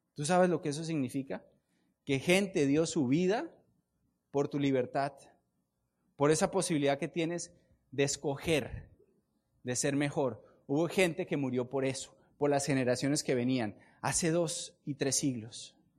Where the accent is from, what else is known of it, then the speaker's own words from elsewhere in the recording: Colombia; Yo vengo de Colombia